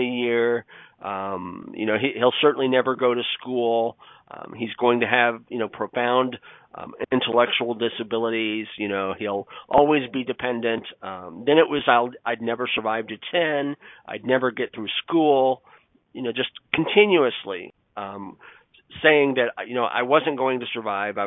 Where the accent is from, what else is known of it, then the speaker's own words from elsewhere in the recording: Lebanon, Indiana, United States; I was born in Witham Hospital, which is a small hospital in Lebanon, Indiana